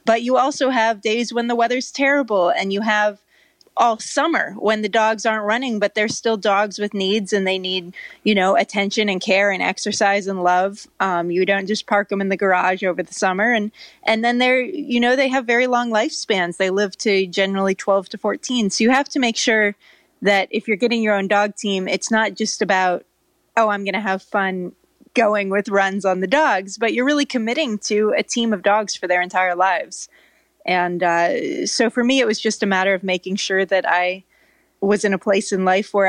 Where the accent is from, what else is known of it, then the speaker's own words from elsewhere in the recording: California, United States; also born or lived in Norway; I grew up in California, so it's kind of a mystery. It doesn't really make sense. But I lived in Norway as a kid